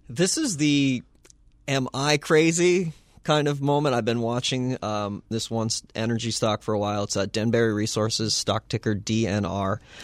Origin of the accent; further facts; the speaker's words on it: United States; we in the United States, a, as American investors